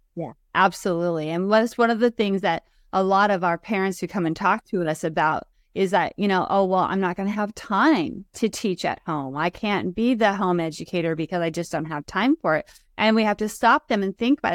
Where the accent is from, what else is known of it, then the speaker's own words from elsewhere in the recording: Oregon, United States; I was born and raised here in Oregon